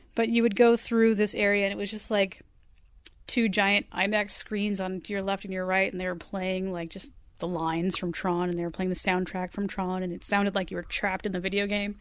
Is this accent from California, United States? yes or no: yes; Southern California, United States; I grew up in Southern California here and went to Disneyland as a child